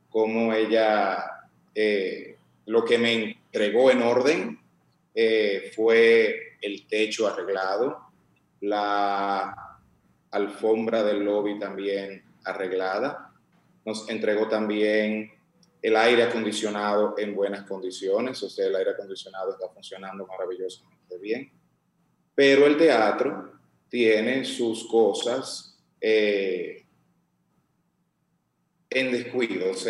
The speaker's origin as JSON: {"language": "Spanish", "country": "Dominican Republic", "said": "Y tenemos que pensar como dominicanos, ¿no?"}